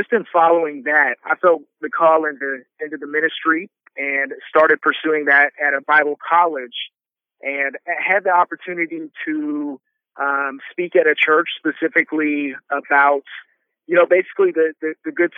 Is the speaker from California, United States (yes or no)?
yes; Southern California, United States; now in Dallas, United States; Growing up in Southern California